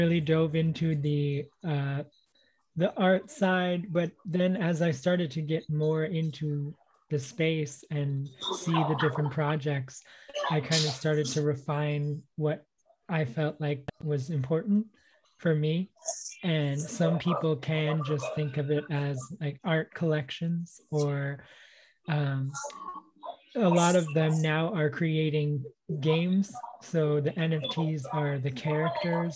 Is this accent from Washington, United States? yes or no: no; California, United States; now in Istanbul, Turkey; I'm living in Istanbul, and I'm from California